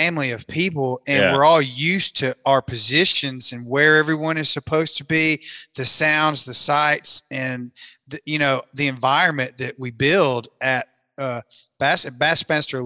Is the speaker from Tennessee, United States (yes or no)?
yes; an hour and a half north of Pickwick, Tennessee, United States; my hometown, I grew up about an hour and a half north of Pickwick on Kentucky Lake